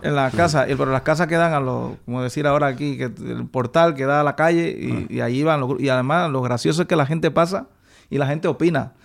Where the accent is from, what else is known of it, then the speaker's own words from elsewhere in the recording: Manzanillo, Granma, Cuba; yo soy de Manzanillo. Ah. Eso es eh, la zona de la provincia Granma